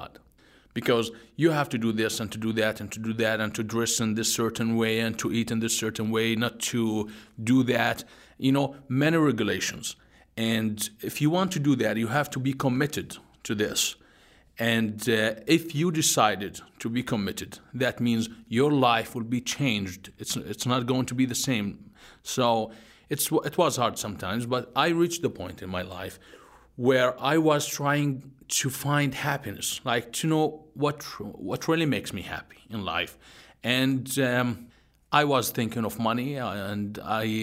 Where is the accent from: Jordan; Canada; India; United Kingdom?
Jordan; growing up in Jordan, in a country where 97% of the population are Muslim Sunni